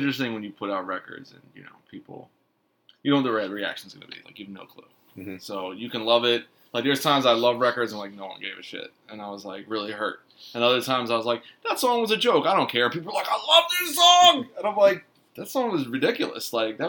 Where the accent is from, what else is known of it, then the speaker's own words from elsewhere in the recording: Philadelphia, Pennsylvania, United States; But when I would say I was from Philly, people would always be like, oh, like those mob guys, like South Philly, like, oh, man, Stallone, Rocky.